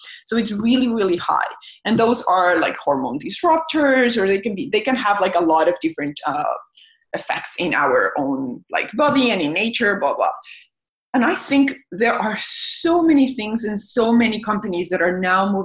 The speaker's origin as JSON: {"language": "English", "country": "Mexico", "moved": "yes", "lives_now": "Canada", "said": "I'm from Mexico"}